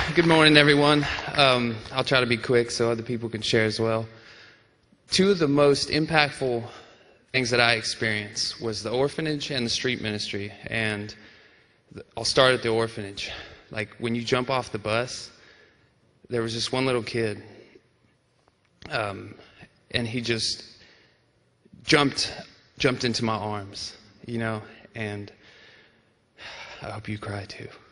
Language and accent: English; United States; me as an American